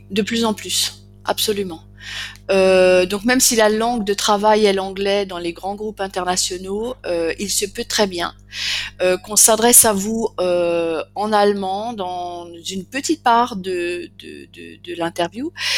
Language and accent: French; Alsace, Grand Est, France; je suis alsacienne, donc je parle le dialecte alsacien